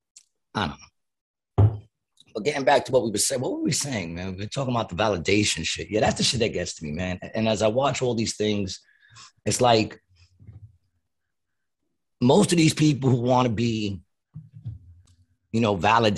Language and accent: English; New York, United States; I'm from New York.